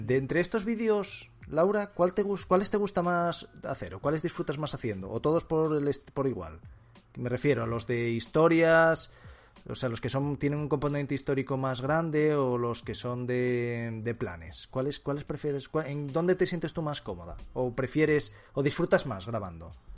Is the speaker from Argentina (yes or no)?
no; Asturias, Spain; moved away as an adult; now in Madrid, Spain; yo soy asturiano